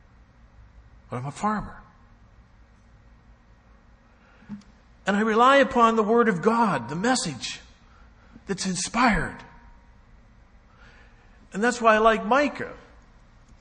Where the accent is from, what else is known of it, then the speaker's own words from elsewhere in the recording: Canada; also born or lived in United States; I'm a Canadian, actually I'm a dual citizen